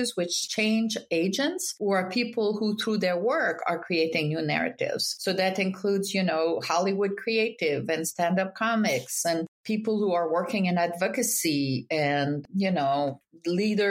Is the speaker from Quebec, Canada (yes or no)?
yes; Quebec, Canada; moved away as an adult; also born or lived in France; now in Boston, United States; I grew up in Quebec during the peak of the independence movement